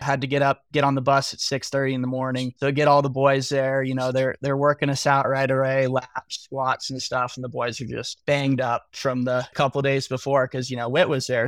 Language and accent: English; Denver, Colorado, United States; moved away; growing up in Denver